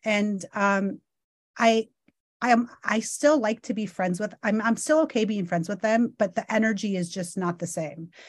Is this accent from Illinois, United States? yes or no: yes; Illinois, United States; also born or lived in Chicago; now in Los Angeles, United States; I'm going back to my hometown. I haven't been back to Illinois, you guys, for probably since two thousand sixteen.